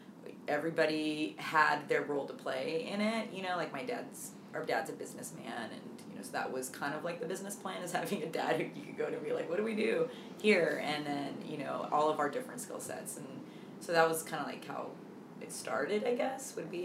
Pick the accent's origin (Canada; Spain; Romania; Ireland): Ireland; Dublin, Leinster; especially growing up in Dublin, you know, like, you know, I mean, we had our good group of friends